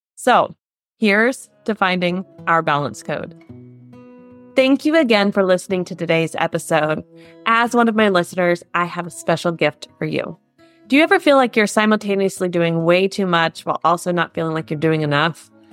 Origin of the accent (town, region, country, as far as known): United States; now in Germany